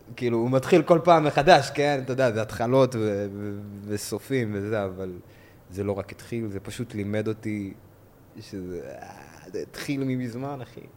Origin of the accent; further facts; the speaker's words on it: Israel; אני נולדתי פה